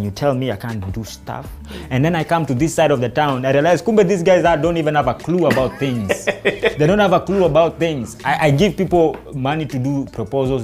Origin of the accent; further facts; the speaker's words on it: Nairobi, Kenya; we were growing up in Dandora